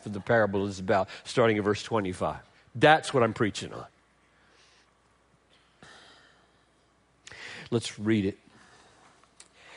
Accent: Greenville, South Carolina, United States; I grew up in Greenville, South Carolina

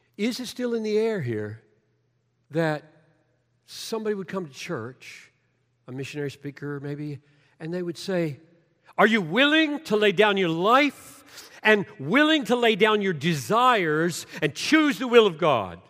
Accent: Greenville, United States; the way I grew up down in Greenville

